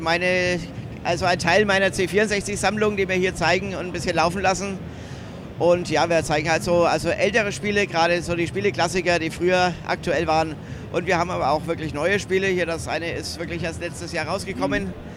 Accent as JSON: {"language": "German", "area": "near Nuremberg", "region": "Bavaria", "country": "Germany", "said": "ich komme aus der Nähe von Nürnberg eigentlich"}